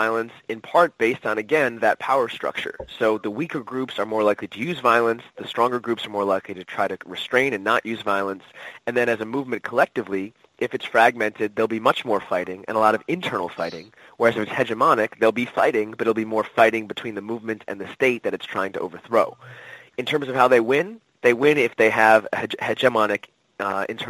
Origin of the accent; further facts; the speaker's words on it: United States; as an American